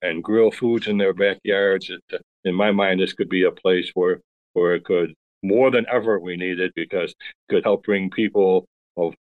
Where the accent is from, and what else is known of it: Chicago, Illinois, United States; born or raised there